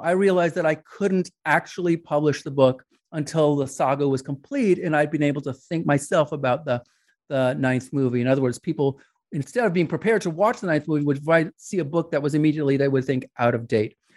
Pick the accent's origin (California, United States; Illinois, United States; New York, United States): New York, United States; I grew up in New York